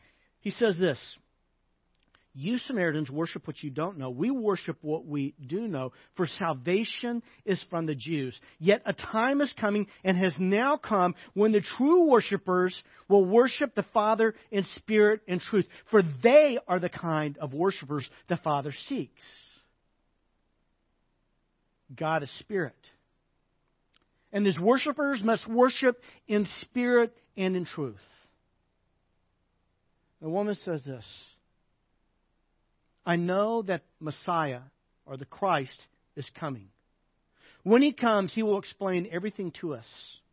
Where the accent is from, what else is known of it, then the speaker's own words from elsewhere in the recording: the South, United States; It'd be kind of like when I was a kid growing up in the South, you would call someone you didn't know, a lady, you would call her ma'am.